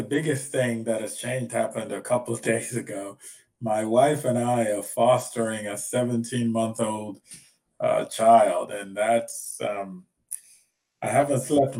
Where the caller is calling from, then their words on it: Boston, Massachusetts, United States; I'm calling in from Boston, Massachusetts.